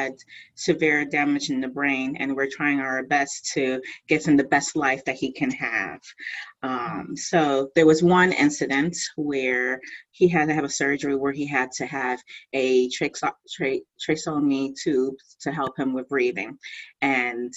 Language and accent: English; East Coast, United States; I'm typical lady from the East Coast.